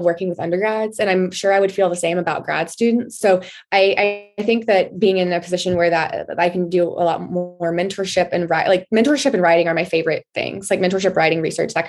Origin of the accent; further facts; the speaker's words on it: Texas, United States; growing up in Texas